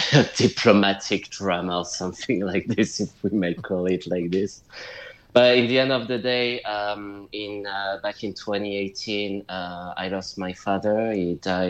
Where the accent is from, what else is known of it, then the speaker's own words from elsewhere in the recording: United Kingdom; also born or lived in France / London; I'm a British-French writer, but more British than French. I'm living in London, so United Kingdom.